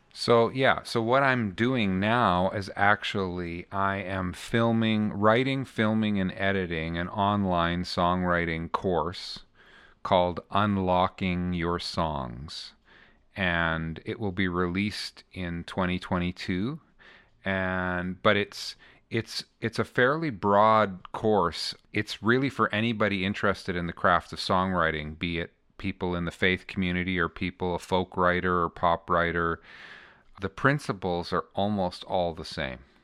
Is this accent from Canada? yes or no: yes; Canada; I'm the Canadian on the bus